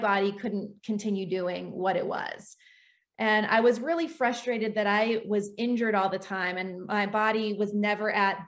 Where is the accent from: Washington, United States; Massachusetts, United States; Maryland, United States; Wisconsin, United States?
Washington, United States; I grew up in Washington State.